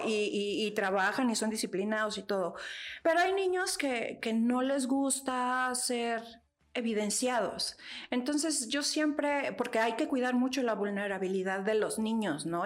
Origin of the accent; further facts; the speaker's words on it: State of Mexico, Mexico; el Estado de México, que es de donde soy